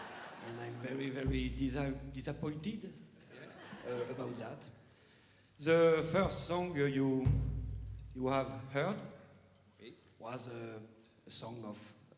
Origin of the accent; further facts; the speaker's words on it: the middle of France, central France, France; English is a second language; And we come from France. And from the middle of the France, where there is nothing. And nothing to say. And unfortunately, I don't speak very well English.